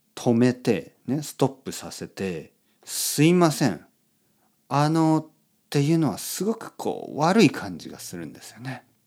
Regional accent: Japan; also born or lived in Spain; 僕は、ああ、日本です

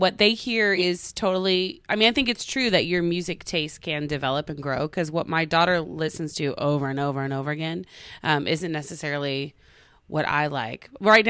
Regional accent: Tulsa, Oklahoma, United States; I'm from Tulsa, Oklahoma.

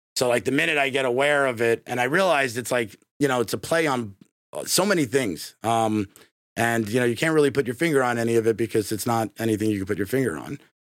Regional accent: New York, United States; moved away as an adult; now in Tampa, United States; I grew up in New York

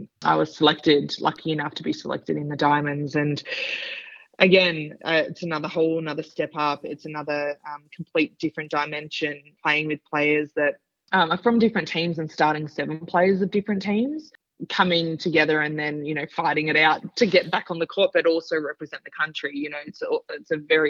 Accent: Sydney, New South Wales, Australia; finish up my career in Sydney in front of my family and friends and my hometown

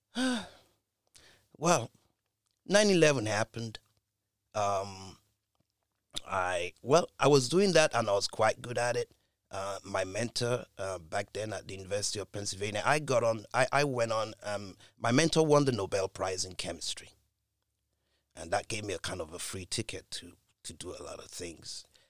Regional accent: United Kingdom; being a Brit

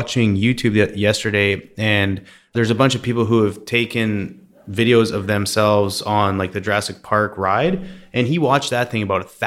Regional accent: Canada; growing up in Canada

